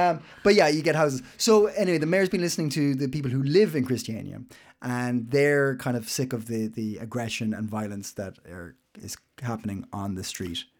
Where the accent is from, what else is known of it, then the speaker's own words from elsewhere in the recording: Ireland; now in Copenhagen, Denmark; I'm Irish